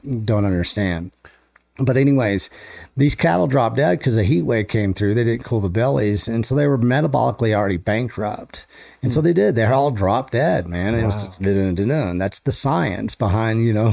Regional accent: West Texas, United States; I'm freaking coming from West Texas cattle country

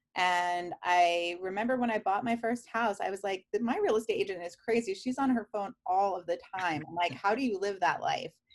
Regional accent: New York City, New York, United States; moved away as an adult; now in Columbus, United States; I grew up in Queens, New York

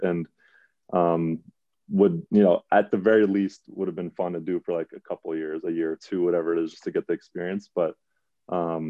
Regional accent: New York City, New York, United States; I grew up in the Bronx

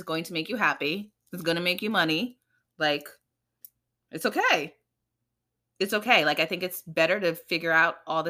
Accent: New York City, New York, United States; And so, yes, I grew up here in America, in the Bronx. But I grew up in a Trini, you know, very traditional Caribbean household.

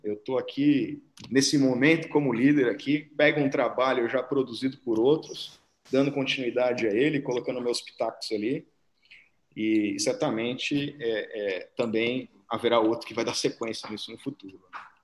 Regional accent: São Paulo, Brazil; Sou paulistano, é, cresci em Pirituba aqui, que não é uma outra cidade, tá, galera? Pirituba é um bairro de São Paulo aqui

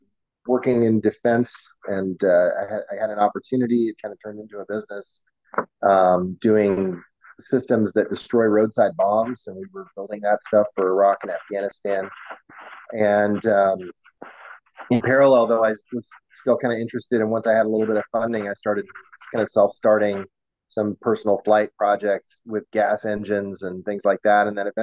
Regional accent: Portland, Oregon, United States; also born or lived in Michigan; We moved around a lot. I was born in Michigan, lived most of my life in Portland, Oregon, though.

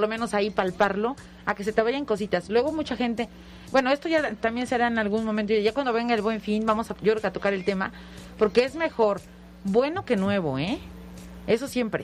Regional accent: Mexico

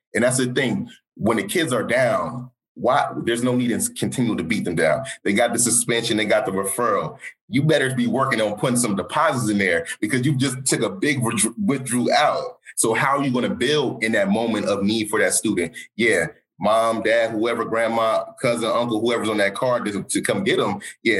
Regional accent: London, United Kingdom; born there; because I was born in London, but grew up around the world.

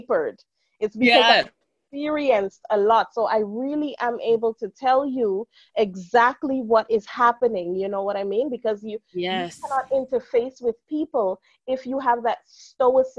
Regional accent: Guyana; now in England; growing up in Guyana

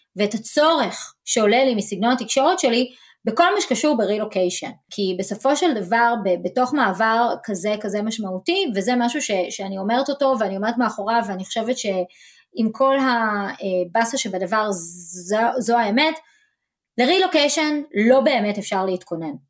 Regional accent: Israel; now in Dallas, United States

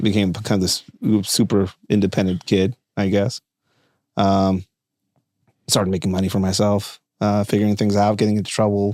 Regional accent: Tijuana, Baja California, Mexico; English is a second language; moved away as an adult; now in United States; I was born and raised in Tijuana, Mexico

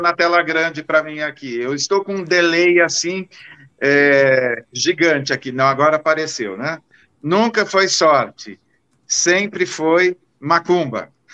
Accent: Marília, São Paulo, Brazil; Marília, a minha terra, tem trezentos mil habitantes

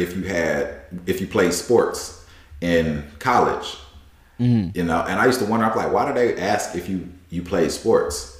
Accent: Newberry, South Carolina, United States; now in Silicon Valley, United States; I grew up in Newberry, South Carolina, very small town

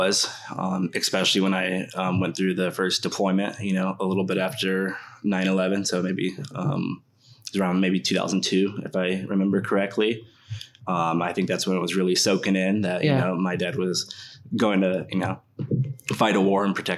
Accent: Fort Knox, Kentucky, United States; born there; I was born in Fort Knox, Kentucky.

